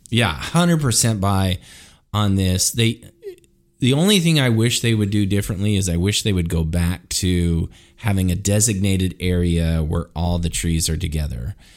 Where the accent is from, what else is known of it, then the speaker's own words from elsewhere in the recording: Idaho, United States; I grew up in Idaho